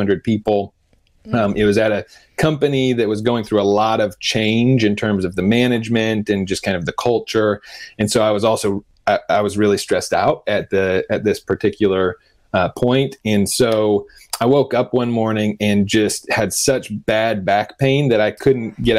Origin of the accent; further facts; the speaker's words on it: Denver, Colorado, United States; I grew up in Denver